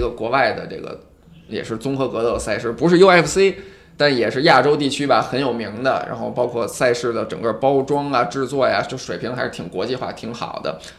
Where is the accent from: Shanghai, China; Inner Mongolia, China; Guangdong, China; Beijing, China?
Shanghai, China; 那必须是顶级的这种大咖，我上海人才会买账。